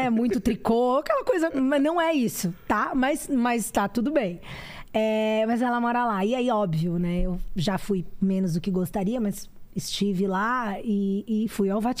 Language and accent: Portuguese; Salvador, Bahia, Brazil; born there; minha mãe é do interior da Bahia, de Jequié, mas meu pai, a família do meu pai, de Salvador. Eu nasci no Sanatório Espanhol.